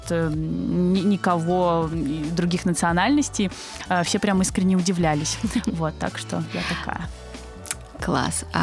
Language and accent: Russian; Kazakhstan; born there; Казашка. Ну, нет, но я, но я русская. Да, то есть я родилась в Казахстане